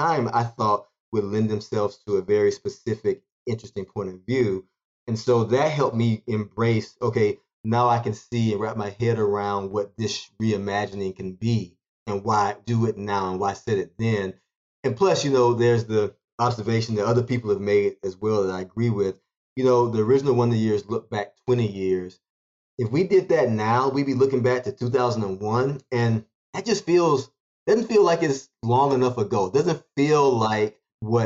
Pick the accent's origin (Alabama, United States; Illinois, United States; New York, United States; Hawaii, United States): Alabama, United States; Montgomery; moved away as an adult; also born or lived in Tuskegee, Alabama; I was born in Tuskegee, but I grew up in Montgomery.